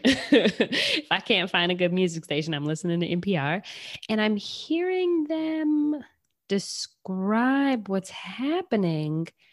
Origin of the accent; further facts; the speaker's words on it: Michigan, United States; I'm from Michigan